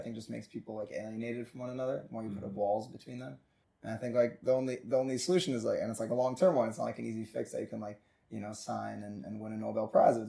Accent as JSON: {"language": "English", "country": "United States", "moved": "yes", "lives_now": "Israel", "said": "he found out I was from America."}